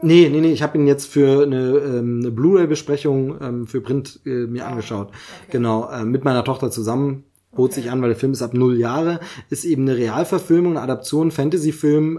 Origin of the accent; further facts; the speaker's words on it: East Germany, Germany; Ich komme aus dem Osten, hab's da verpasst. Denn Augsburger Puppenkiste habe ich dann erst mitbekommen nach der Wende eben